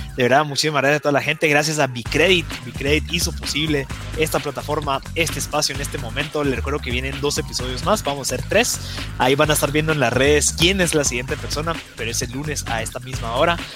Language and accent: Spanish; Guatemala; los guatemaltecos